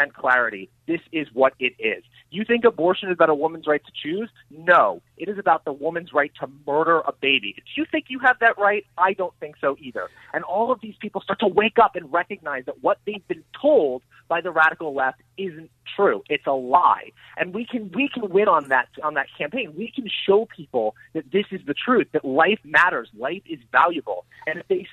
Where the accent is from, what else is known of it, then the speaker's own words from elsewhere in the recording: Oregon, United States; my home state of Oregon